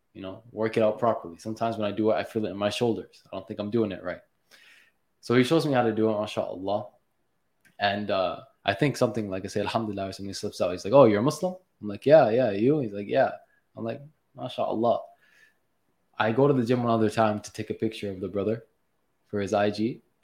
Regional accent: Mississauga, Ontario, Canada; I'm from Mississauga

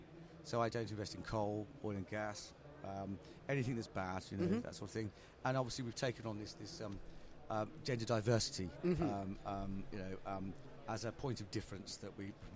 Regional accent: Worcestershire, West Midlands, United Kingdom; moved away; I'm originally from Worcestershire

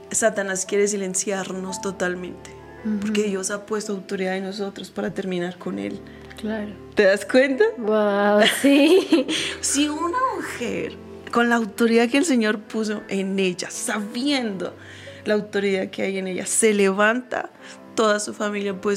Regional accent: Mexico; Porque si soy mujer, pero también soy mexicana y yo quiero abrirle paso no solo a las mujeres, sino a los mexicanos que vienen detrás de mí.

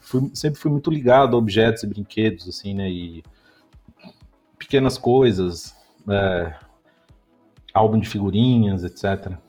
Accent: São Paulo, Brazil; also born or lived in Austin, Texas; eu nasci em São Paulo. Uh, eu sou paulistano

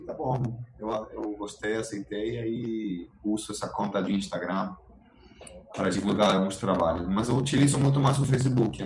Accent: Argentina; Portuguese is a second language; moved away as an adult; now in Cachoeiras de Macacu, Brazil; Eu sou da Argentina, mas eu moro aqui em Cachoeiras de Macacu já tem 10 anos, então me sinto cachoeirense

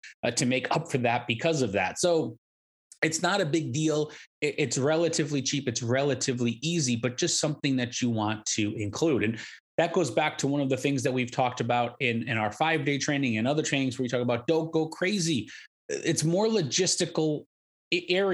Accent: Connecticut, United States; now in North Carolina, United States; I'm from the Northeast. I'm from Connecticut, a state that goes back 400 years

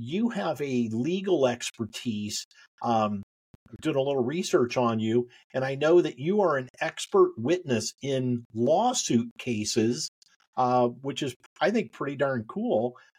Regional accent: Indiana, United States; and I came from Indiana

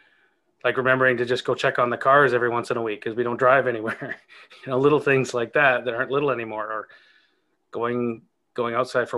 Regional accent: Canada; I was born in Canada, so and lived here my entire life, mostly living in small towns.

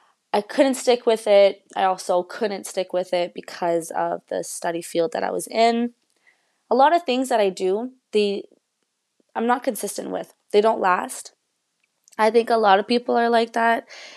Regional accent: England, United Kingdom; even though I'm speaking in English in this, and even though I am English, I've always went to French school.

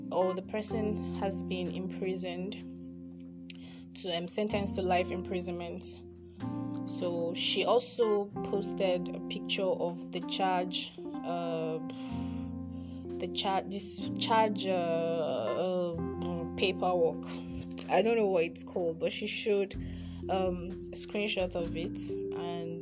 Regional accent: Nigeria; I am a Nigerian

